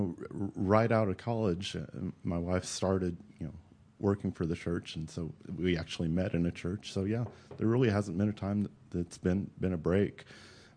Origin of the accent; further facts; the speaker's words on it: Alabama, United States; now in Oklahoma City, United States; I grew up in Alabama in what I guess people today would describe as a pretty liberal Methodist church.